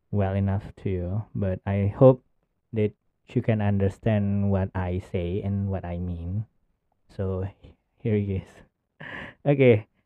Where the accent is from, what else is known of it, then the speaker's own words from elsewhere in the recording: Indonesia; English is a second language; I came from Indonesia